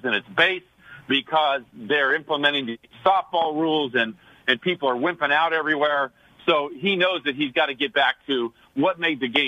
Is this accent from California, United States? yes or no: yes; Sacramento, California, United States; growing up in Sacramento